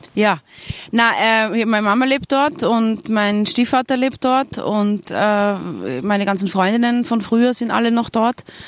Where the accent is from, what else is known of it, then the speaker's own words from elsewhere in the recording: Tyrol, Austria; accent: Tyrolean; now in Vienna, Austria; ich bin einfach in Tirol aufgewachsen. Ich fühle mich trotzdem als Tirolerin